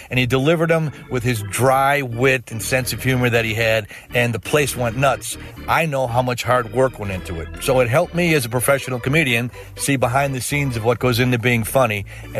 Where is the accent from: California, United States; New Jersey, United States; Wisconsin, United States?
Wisconsin, United States; Milwaukee; Born and raised in Milwaukee